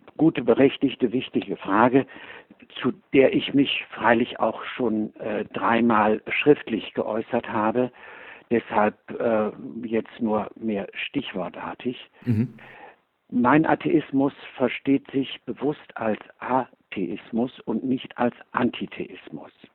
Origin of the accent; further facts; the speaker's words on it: Cologne, North Rhine-Westphalia, Germany; ich habe in Köln gelebt und dort Abitur gemacht